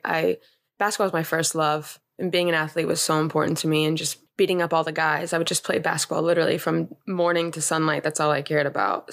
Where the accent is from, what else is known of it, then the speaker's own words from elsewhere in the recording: Los Angeles, California, United States; I grew up in Los Angeles